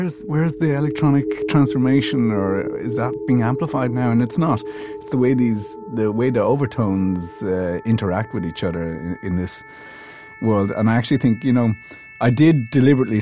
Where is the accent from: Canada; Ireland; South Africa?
Ireland; I'm Irish, not English